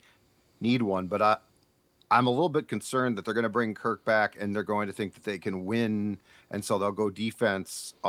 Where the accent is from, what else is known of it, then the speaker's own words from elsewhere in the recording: Minnesota, United States; We're from Minnesota